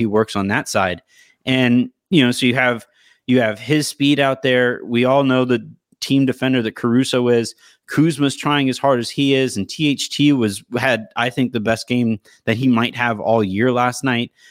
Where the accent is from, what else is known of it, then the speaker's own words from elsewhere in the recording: Yorba Linda, California, United States; I grew up in Orange County, in Yorba Linda, of all places, Richard Nixon's birthplace